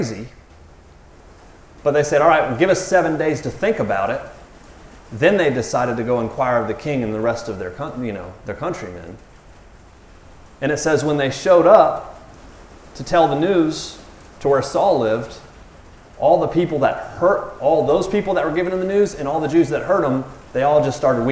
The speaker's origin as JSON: {"language": "English", "region": "the South", "country": "United States", "said": "I'm from the South"}